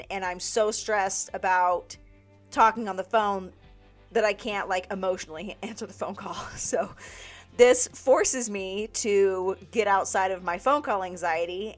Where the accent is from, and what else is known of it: Las Vegas, Nevada, United States; born or raised there